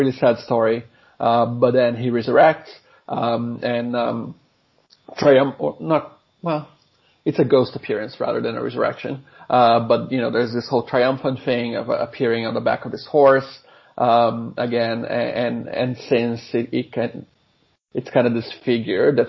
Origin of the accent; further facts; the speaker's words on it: Brazil; moved away as an adult; now in Sydney, Australia; I am originally from Brazil, but I have been here at UNSW for just under 10 years now